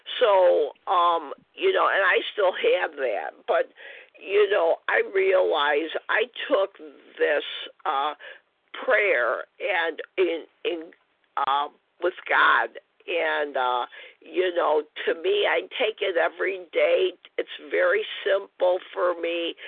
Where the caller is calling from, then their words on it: Illinois, United States; And I'm from Illinois.